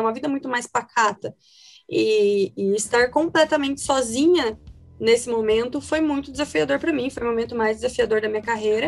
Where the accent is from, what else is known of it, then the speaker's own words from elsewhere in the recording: Curitiba, Paraná, Brazil; E eu sou natural de Curitiba, né? Então cursei a faculdade toda aqui em Curitiba